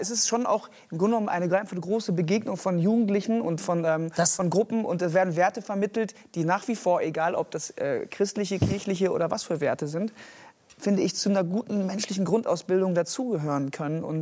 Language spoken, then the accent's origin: German; Rhineland, Germany; ich bin auf dem Dorf groß geworden, äh, katholische Gegend im Rheinland.